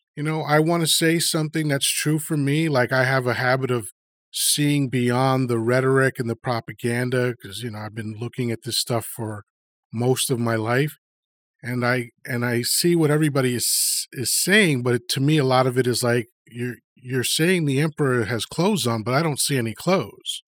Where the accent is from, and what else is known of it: Long Island, New York, United States; born or raised there; also born or lived in Dominican Republic / Washington Heights, New York / Elmhurst, Queens, New York